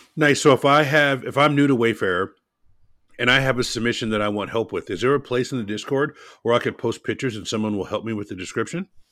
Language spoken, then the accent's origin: English; Portland, United States; My hometown is Portland.